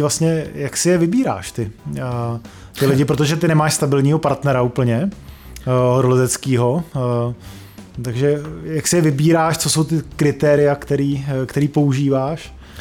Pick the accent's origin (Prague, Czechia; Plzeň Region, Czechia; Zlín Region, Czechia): Prague, Czechia; jsme se narodili v Praze